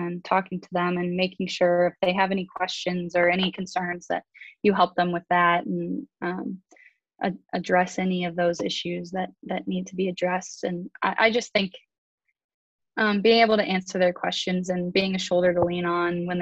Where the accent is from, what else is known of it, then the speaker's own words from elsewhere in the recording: Texas, United States; I'm from Texas, so I'm a big country fan